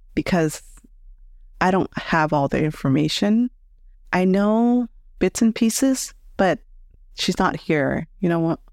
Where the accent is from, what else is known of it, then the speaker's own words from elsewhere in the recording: United States; I grew up here in the States